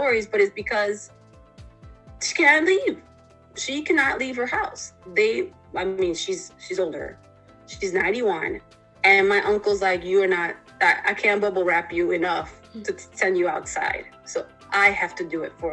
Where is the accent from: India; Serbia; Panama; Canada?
Panama; moved away; I come from another country. I come from Panama originally.